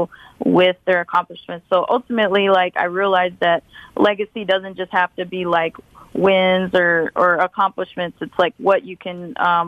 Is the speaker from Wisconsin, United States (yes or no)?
yes; Milwaukee, Wisconsin, United States; my experience of growing up in Milwaukee